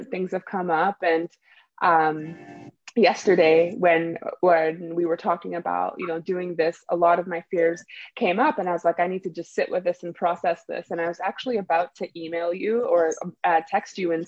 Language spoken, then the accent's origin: English; Canada; moved away as an adult; also born or lived in Nigeria; now in California, United States; I was born in Nigeria. I grew up in Canada, and now I live in California